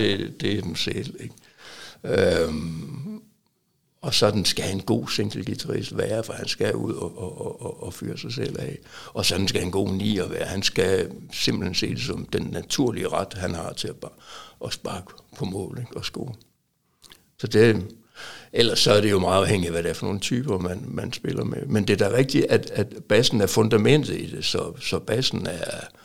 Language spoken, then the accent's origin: Danish; Aalborg, North Denmark Region, Denmark; moved away; also born or lived in Silkeborg; indtil jeg flyttede fra Aalborg.